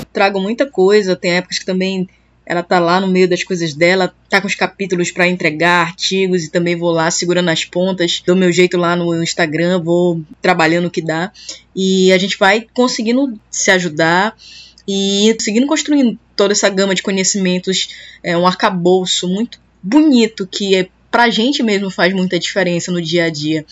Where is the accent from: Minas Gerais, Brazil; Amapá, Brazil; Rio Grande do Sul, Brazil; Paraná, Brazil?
Amapá, Brazil; Porto Grande; que cresci no Porto Grande